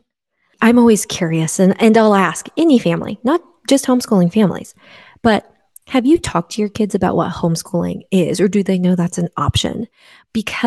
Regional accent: Midwest, United States; now in West Coast, United States; I grew up in the Midwest and now I live on the West Coast

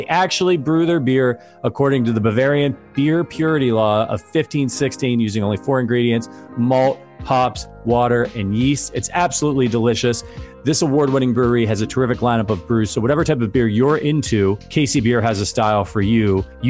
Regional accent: Northeast Ohio, United States; moved away; I'm from Northeast Ohio originally

